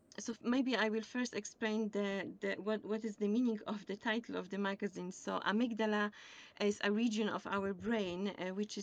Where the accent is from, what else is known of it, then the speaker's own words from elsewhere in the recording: Poland; English is a second language; moved away as an adult; now in County Limerick, Ireland; I have also a teaching background from Poland because I come from Poland and I was teaching German over there.